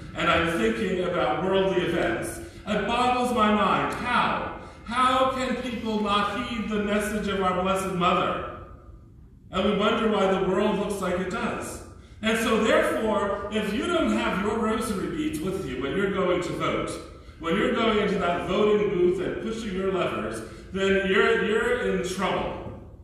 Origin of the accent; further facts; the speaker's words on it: New York, United States; I'm a New Yorker